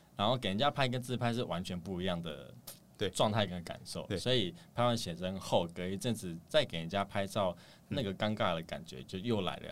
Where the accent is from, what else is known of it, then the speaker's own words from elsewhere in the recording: Xiaying, Tainan, Taiwan; moved away as an adult; now in Taipei, Taiwan; 台南夏营